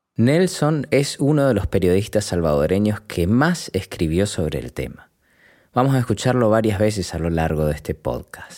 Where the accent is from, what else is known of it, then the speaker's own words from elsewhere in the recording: Argentina; soy nacido y criado en Argentina